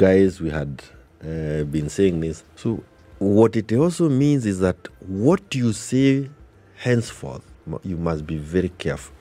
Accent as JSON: {"language": "English", "country": "Kenya", "said": "we as Kenyans"}